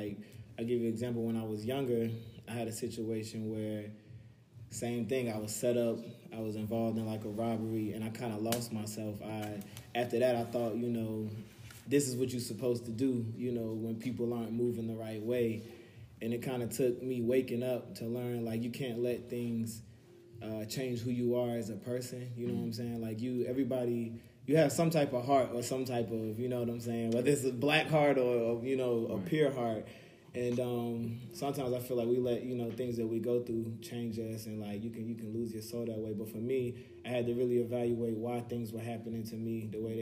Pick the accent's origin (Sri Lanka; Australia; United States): United States; Raleigh, North Carolina; I'm an entertainment lawyer, entrepreneur from Raleigh